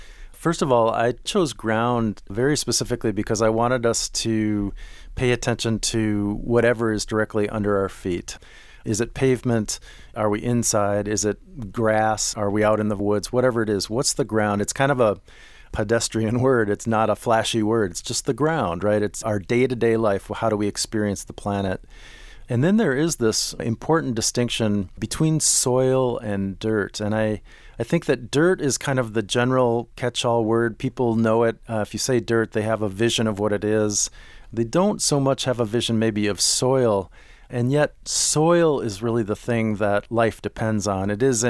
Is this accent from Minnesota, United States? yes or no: yes; Minneapolis, Minnesota, United States; I grew up in Minneapolis, and my grandparents lived in southern Illinois.